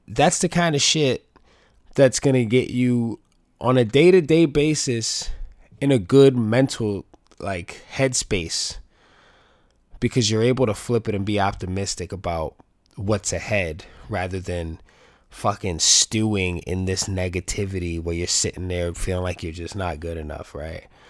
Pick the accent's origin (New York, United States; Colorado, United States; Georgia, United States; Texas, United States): New York, United States; New York City; growing up in the Bronx